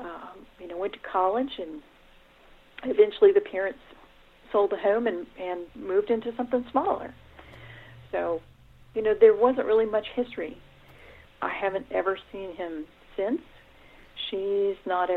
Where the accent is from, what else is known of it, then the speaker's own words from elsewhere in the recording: Daytona Beach, Florida, United States; I grew up in Daytona Beach